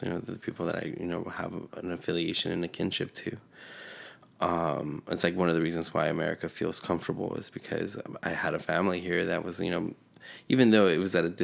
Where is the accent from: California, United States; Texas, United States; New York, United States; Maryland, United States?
California, United States; born or raised there; first language Spanish; English is a second language; also born or lived in Mexico City, Mexico